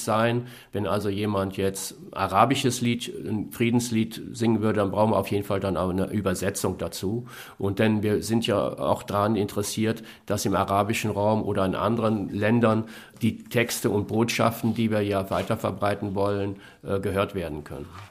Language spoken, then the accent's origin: German; Germany; wir als Deutsche